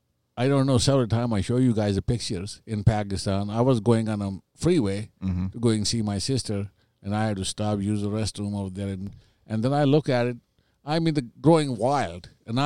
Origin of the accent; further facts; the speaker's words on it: Santa Clara, Minnesota, United States; I said, oh, I'm from Santa Clara, Minnesota. I own the bar.